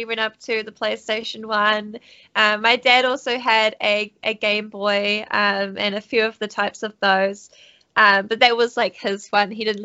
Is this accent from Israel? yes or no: no; New Zealand; also born or lived in United States; I'm born and raised in New Zealand, down under.